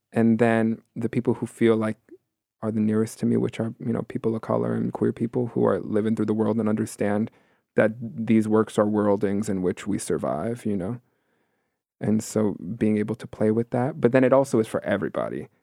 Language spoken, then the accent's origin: English; New York City, New York, United States; I'm born and raised here in New York City, born and raised in Queens